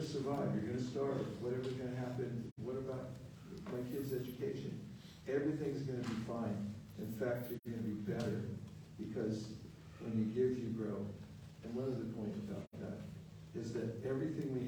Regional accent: California, United States; I'm from California.

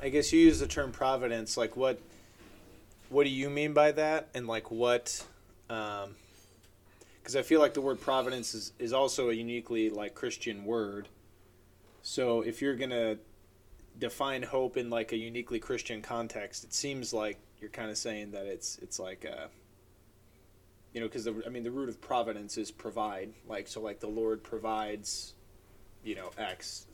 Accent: Chicago suburbs, Illinois, United States; I'm from the Chicago suburbs

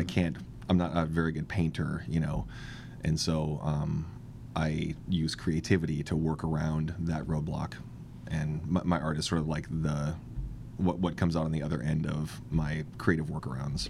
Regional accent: Kent, Washington, United States; now in Seattle, United States; I grew up in Kent

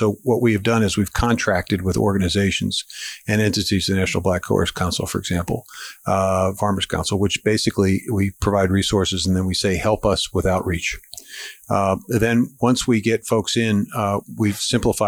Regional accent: Pittsburgh, Pennsylvania, United States; moved away; I'm originally from Pittsburgh

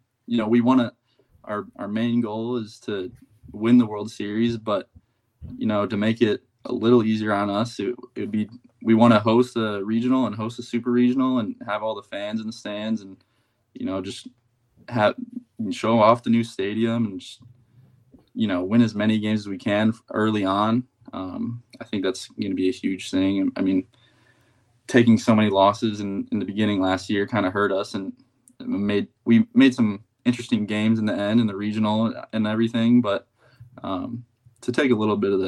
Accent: Sarasota, Florida, United States; also born or lived in Bradenton, Florida; I was born in Sarasota, and we've lived in Bradenton, Sarasota my whole life

